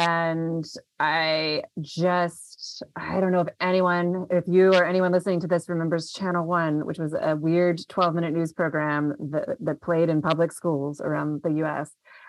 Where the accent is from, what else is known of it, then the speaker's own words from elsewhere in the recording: Memphis, Tennessee, United States; born there; also born or lived in Mississippi / Chicago / London; now in Washington, D.C., United States; I'm originally from the South. I was born in Memphis and we moved around a lot when I was a kid, went to undergrad in Mississippi, grad school in Chicago, and then got my PhD in London.